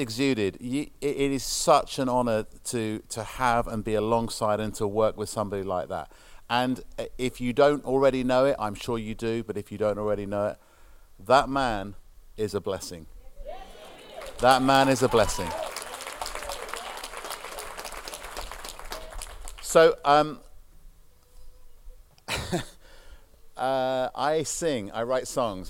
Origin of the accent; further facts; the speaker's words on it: United Kingdom; being a British person